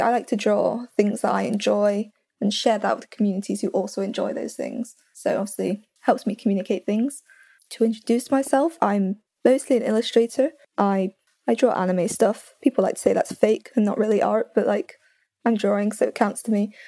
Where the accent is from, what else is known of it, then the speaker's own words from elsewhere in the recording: United Kingdom; I'm the British one